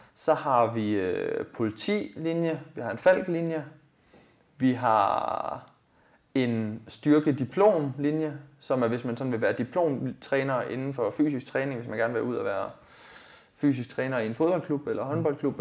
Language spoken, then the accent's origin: Danish; Denmark; jeg er egentlig født og opvokset i Rigskov